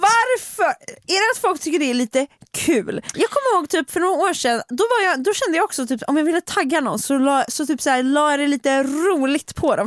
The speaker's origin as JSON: {"language": "Swedish", "town": "Stockholm", "region": "Stockholm County", "country": "Sweden", "said": "jag är en stockholmare"}